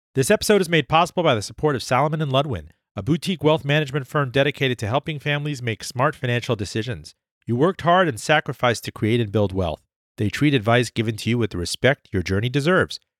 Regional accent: Miami, Florida, United States; I grew up in Miami. I'm a Miami kid, child of the eighties there

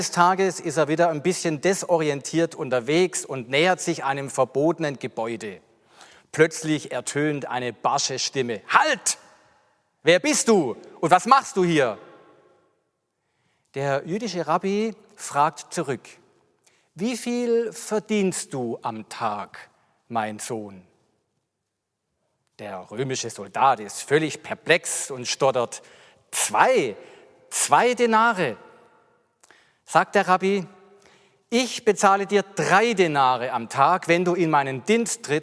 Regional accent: Mühlhausen an der Enz, Baden-Württemberg, Germany; ich bin 53 Jahre alt, ich bin aufgewachsen in Mühlhausen an der Enz, ich hatte noch drei Geschwister

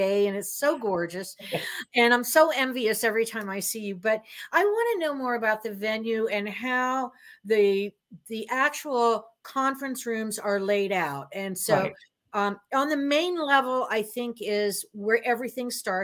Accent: Florida, United States; I'm from Florida

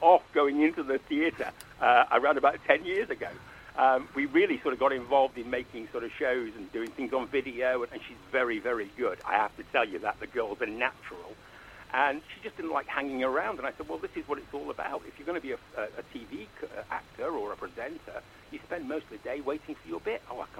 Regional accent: Manchester, North West England, United Kingdom; moved away as an adult; now in London, United Kingdom; I was brought up in Manchester in a very sort of working class family

